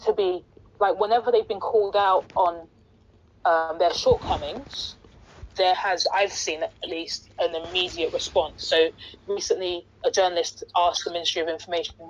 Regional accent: Ghana; now in London, United Kingdom; Being a Ghanaian sitting in London

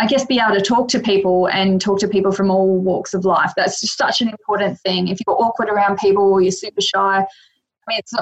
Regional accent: Adelaide, South Australia, Australia; also born or lived in Mildura, Victoria / Melbourne, Victoria; now in Queensland, Australia; moved back to Adelaide, which is my hometown originally

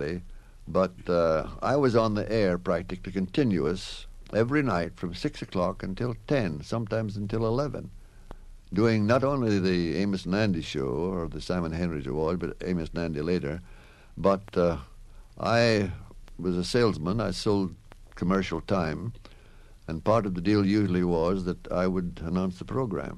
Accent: Scotland, United Kingdom; moved away; I was raised in Scotland

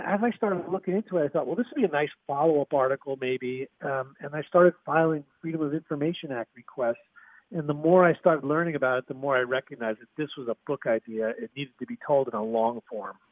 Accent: Northeast, United States; I grew up in the Northeast in a suburb.

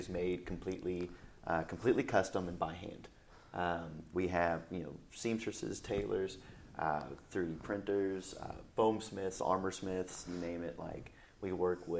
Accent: Nashville, Tennessee, United States; I was born and raised here

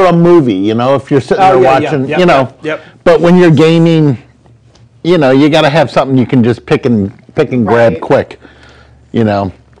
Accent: Rochester, New York, United States; now in Largo, United States; I'm from Rochester

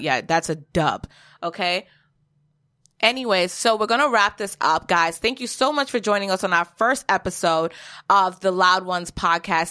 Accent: Jamaica; I am also Jamaican

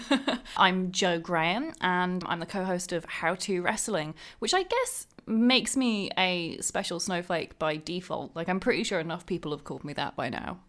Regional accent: Thriplow, East of England, United Kingdom; I grew up in, just outside Cambridge in the U K, in a little town, well, I guess a little village called Triplo.

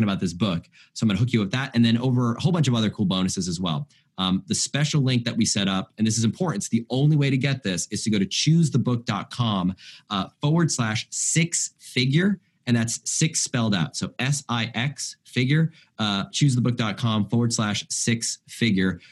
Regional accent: United States; as an American

